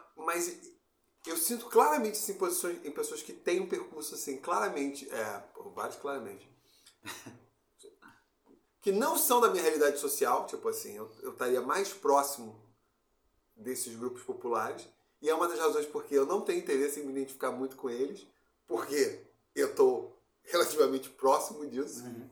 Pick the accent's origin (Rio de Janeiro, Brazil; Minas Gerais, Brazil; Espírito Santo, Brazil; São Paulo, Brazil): Rio de Janeiro, Brazil; Campo Grande; quando eu saí de Campo Grande fui estudar no Cefet